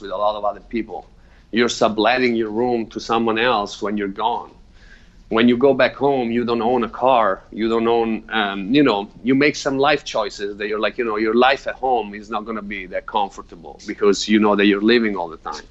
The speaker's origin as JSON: {"language": "English", "country": "Italy", "tie": "born or raised there", "moved": "yes", "said": "I grew up in Italy."}